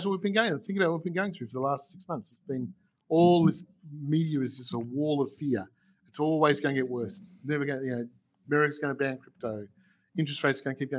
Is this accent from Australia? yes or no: yes; Melbourne, Victoria, Australia; I'm from Melbourne, Australia